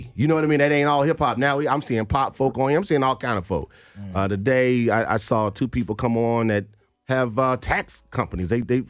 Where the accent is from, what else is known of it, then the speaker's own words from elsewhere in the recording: Nashville, Tennessee, United States; also born or lived in New Jersey / Philadelphia / Los Angeles / New York; now in Atlanta, United States; I moved here from New Jersey. I lived in Philly. I lived in L.A. I lived in New York. I lived in D.C. I'm from Nashville.